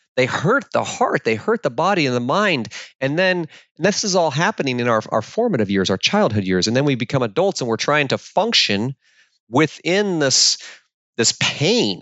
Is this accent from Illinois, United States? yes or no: no; Alaska, United States; I was born and raised in the Alaskan wilderness by a single mom